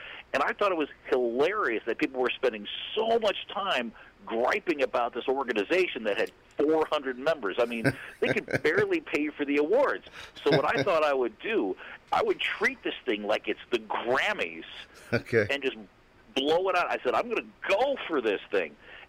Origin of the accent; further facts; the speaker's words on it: California, United States; and I'm from California, winning an award, Trop Rock Music Association.